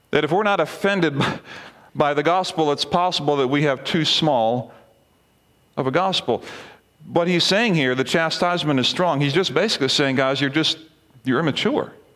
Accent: Barbados; moved away; when I was younger, growing up in the Caribbean, we had a missions team come from Lancaster Bible College to Barbados, where I was

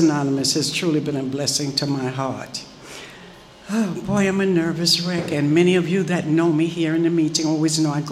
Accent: Jamaica; I'm Jamaican

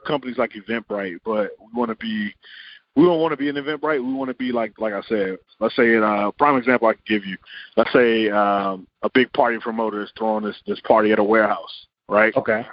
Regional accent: Richmond, Virginia, United States; also born or lived in Los Angeles, California; Richmond, Virginia

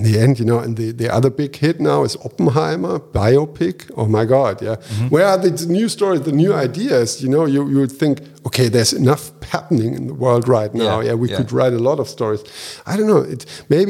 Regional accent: Japan; moved away; I was born and raised in Japan

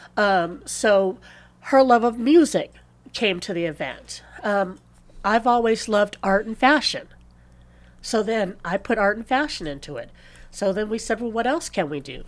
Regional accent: Palm Springs, California, United States; born or raised there; also born or lived in San Luis Obispo, California

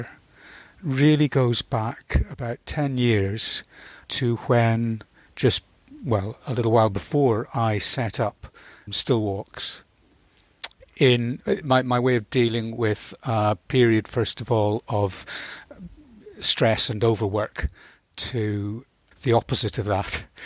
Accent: Northern Ireland, United Kingdom; moved away as an adult; also born or lived in Scotland; the Mourne Mountains in Northern Ireland, where I grew up. Although I was born in Scotland, we moved to Northern Ireland in 1964.

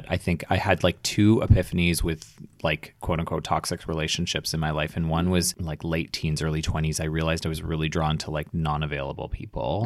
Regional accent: Edmonton, Alberta, Canada; moved away; also born or lived in Toronto; growing up in Edmonton

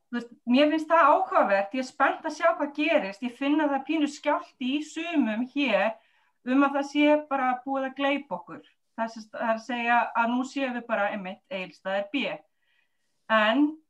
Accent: Reykjavík, Capital Region, Iceland; moved away; það er heimabærin minn

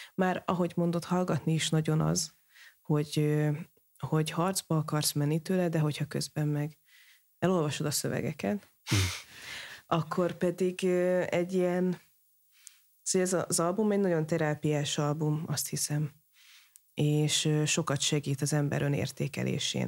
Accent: Hungary; magyar vagyok

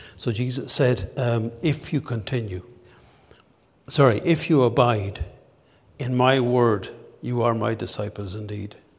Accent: Ballinasloe, Connacht, Ireland; moved away as an adult; now in Dundalk, Ireland; my hometown in Ballinasloe

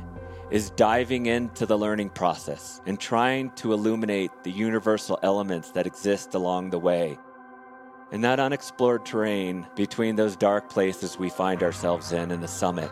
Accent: Golden, Colorado, United States; I'm from Golden

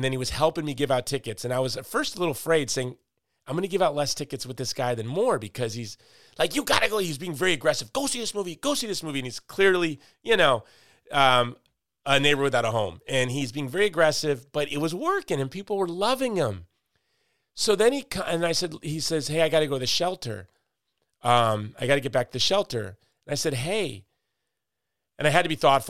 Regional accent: Chicago, Illinois, United States; I'm from Chicago, which is neighborhoods.

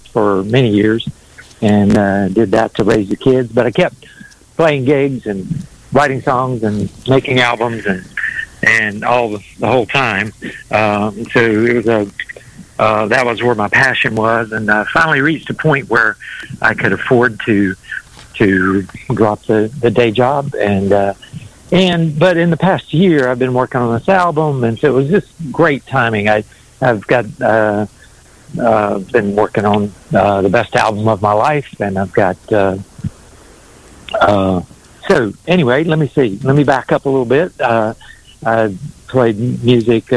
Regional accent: North Carolina, United States; also born or lived in New York; raised three kids in Raleigh, North Carolina, and always, except for that little stint in New York, lived in two or three different places in North Carolina most of my life

